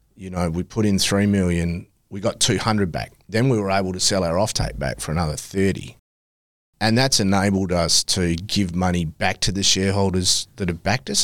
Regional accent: Kalgoorlie, Western Australia, Australia; loved growing up in Kalgoorlie

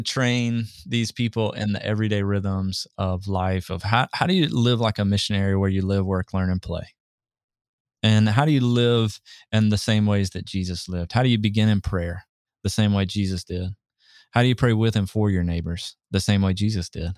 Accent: Southeast, United States; moved away; I grew up in the Southeast

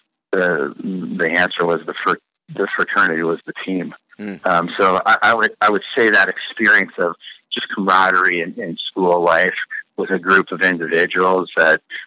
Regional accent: Carmel, Indiana, United States; Growing up in Carmel

